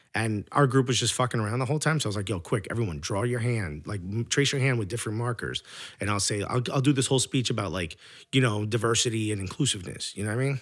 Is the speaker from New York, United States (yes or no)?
yes; New York, United States; as a New Yorker